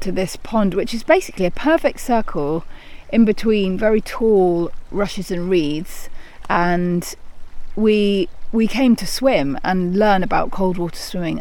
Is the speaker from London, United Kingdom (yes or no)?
yes; London, United Kingdom; moved away; I grew up in London and we didn't have any real natural experiences